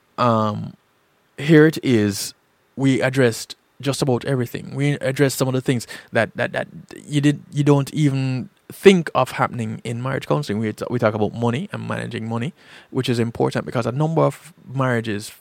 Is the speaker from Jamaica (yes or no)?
yes; Jamaica; growing up in Jamaica